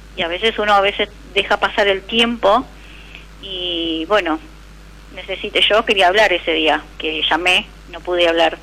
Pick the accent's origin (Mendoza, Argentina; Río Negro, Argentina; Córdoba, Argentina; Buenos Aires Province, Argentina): Buenos Aires Province, Argentina; Santos Lugares; De 3 de febrero, provincia de Buenos Aires